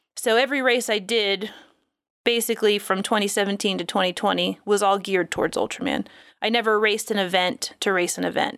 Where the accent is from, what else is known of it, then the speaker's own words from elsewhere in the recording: Florida, United States; I'm from Florida.